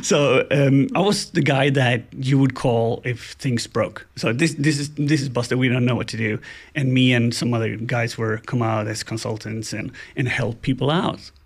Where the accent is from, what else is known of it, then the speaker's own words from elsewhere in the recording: Gothenburg, Västra Götaland, Sweden; I'm from Gothenburg, Sweden